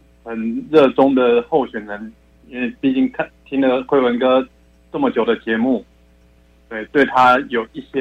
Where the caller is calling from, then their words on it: Taichung, Taiwan